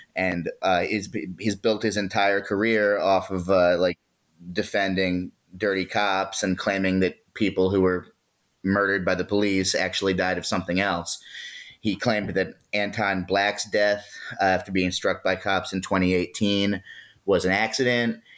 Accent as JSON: {"language": "English", "town": "Baltimore", "region": "Maryland", "country": "United States", "tie": "born or raised there", "said": "I was born and raised in Baltimore City."}